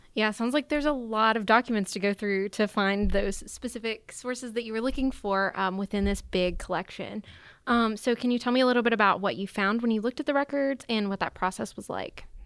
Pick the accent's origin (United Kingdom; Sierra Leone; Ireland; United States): United States; Randolph County, North Carolina; I'm from Randolph County, which is in the center of the state